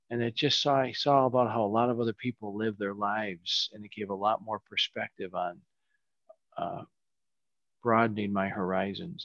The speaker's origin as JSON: {"language": "English", "region": "Michigan", "country": "United States", "tie": "born or raised there", "moved": "as an adult", "lives_now": "California, United States", "said": "I grew up in Michigan, uh, Midwest boy"}